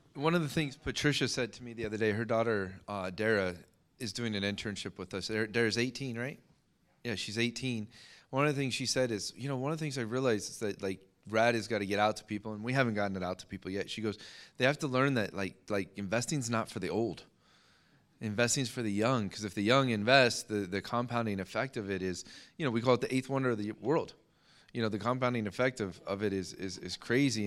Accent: United States; as an American

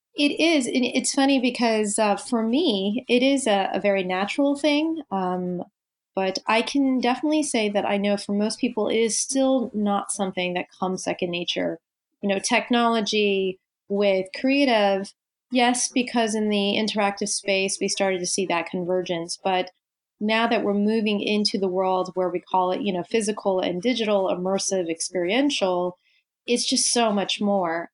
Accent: Tokyo, Japan; moved away; I grew up in in Tokyo. So as uh, a Japanese teenager

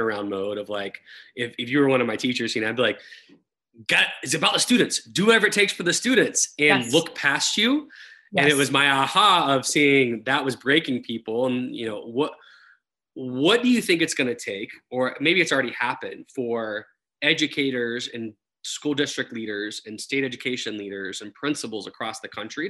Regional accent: Florida, United States; moved away as an adult; also born or lived in Texas; I grew up in Florida, went to college in Texas

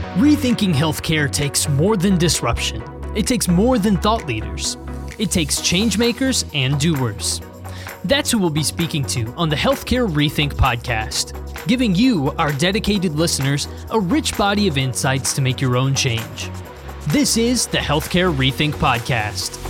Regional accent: Connecticut, United States; moved away as an adult; also born or lived in Brooklyn, New York / Mississippi; now in New York City, United States; I grew up in Connecticut

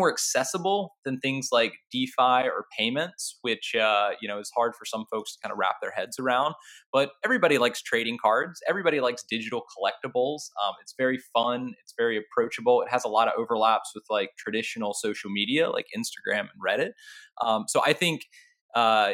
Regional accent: North Carolina, United States; I grew up in North Carolina

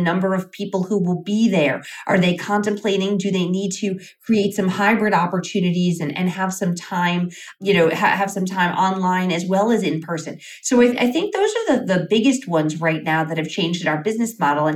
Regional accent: New York, United States; moved away as an adult; now in Las Vegas, United States; my hometown of New York

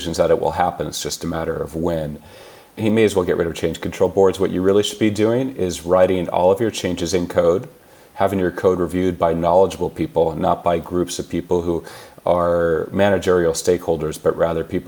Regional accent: California, United States; I was born and raised in California

